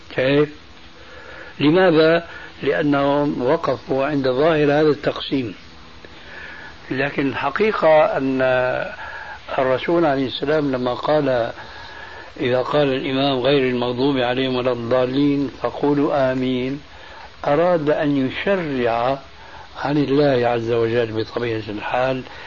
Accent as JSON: {"language": "Arabic", "country": "Syria"}